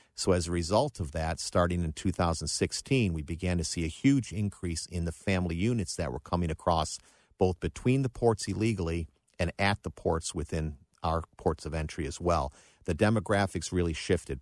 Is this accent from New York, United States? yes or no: yes; Buffalo, New York, United States; moved away; also born or lived in Cleveland, Ohio; I grew up in Buffalo, New York